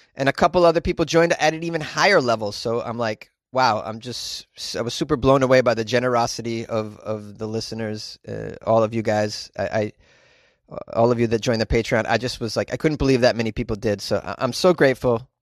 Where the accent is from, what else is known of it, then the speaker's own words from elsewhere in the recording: New England, Massachusetts, United States; moved away as an adult; now in Southern California, United States; I'm from New England, and I had to deal with snowfall for the majority of my life